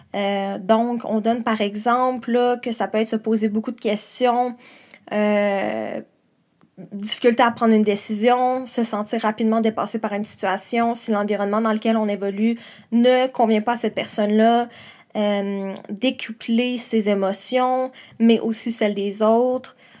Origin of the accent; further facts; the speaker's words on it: Quebec City, Quebec, Canada; moved away as an adult; now in Montreal, Canada; je viens de Québec et là j'habite à Montréal